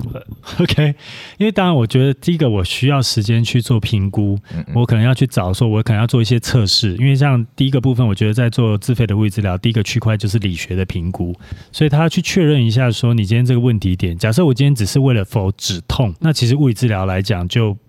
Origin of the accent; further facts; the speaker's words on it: Taichung, Taiwan; moved away as an adult; also born or lived in Linkou / Chiayi; 我以前是哦。在台中读书嘛，然后，哎，台中长大了，然后到林口